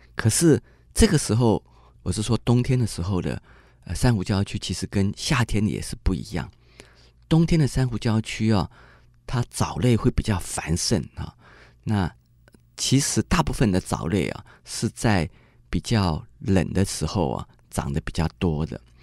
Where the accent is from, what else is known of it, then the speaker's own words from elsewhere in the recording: Taipei, Taiwan; 我是台北人